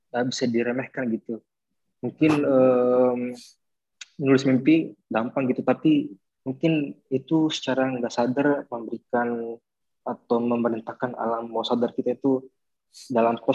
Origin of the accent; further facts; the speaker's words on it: Sulawesi, Indonesia; Wah, mungkin saya kan orang Sulawesi ya, jadi makan yang dirindukan coto Makassar.